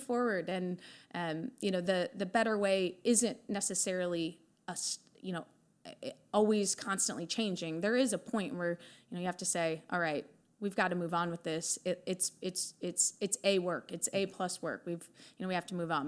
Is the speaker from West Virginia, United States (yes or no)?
no; Iowa, United States; obviously born and raised in Iowa.